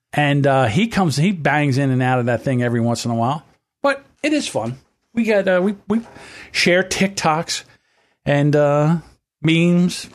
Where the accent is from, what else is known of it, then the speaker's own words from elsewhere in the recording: United States; we are an American. This is our country